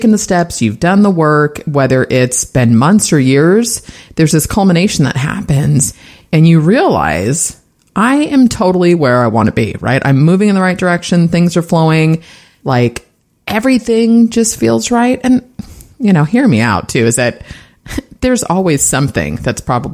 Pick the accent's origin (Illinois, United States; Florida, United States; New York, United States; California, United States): California, United States; San Francisco; My family is from San Francisco. I was actually born there, sixth generation. So diehard Bay Area girl here.